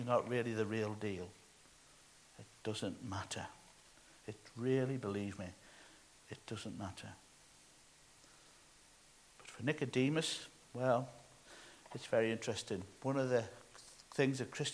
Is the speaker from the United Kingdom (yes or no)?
yes; Northern Ireland, United Kingdom; moved away; when I was growing up in Ireland